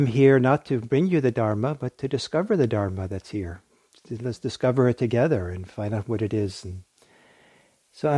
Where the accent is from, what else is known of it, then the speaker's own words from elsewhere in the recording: Bergen, Vestland, Norway; now in San Francisco Bay Area, United States; I was born in Norway, in a harbor town that was surrounded by seven mountains and the sea, and was born at the base of one of the mountains called Fløyen.